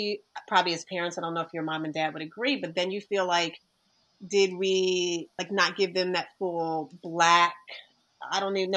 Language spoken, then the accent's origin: English; Delran, New Jersey, United States; I grew up in Del Ram, which was a predominantly white people